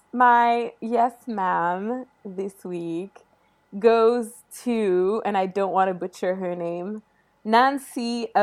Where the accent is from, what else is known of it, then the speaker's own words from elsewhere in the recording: Morocco; I grew up in Morocco, so I did study Arabic in school